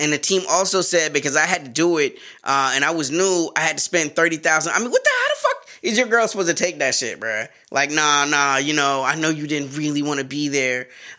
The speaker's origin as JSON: {"language": "English", "region": "the South", "country": "United States", "said": "Bro, you're my cousin and I'm from the South. I gotta give my family something to do. You know, and we always had dogs down South."}